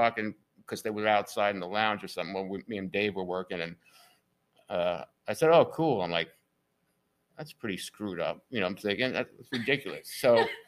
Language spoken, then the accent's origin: English; New York, United States; now in Leipers Fork, United States; I didn't say talking because I'm from New York.